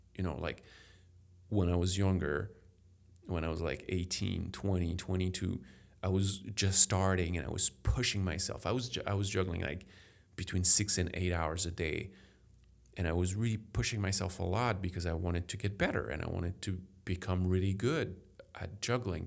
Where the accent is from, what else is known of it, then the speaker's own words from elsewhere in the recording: Paris, Île-de-France, France; English is a second language; now in Chicago, United States; I grew up in Paris